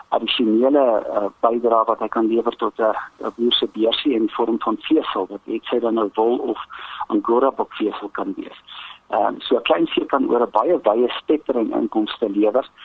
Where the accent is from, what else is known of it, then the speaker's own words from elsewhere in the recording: South Africa; as Suid-Afrikaners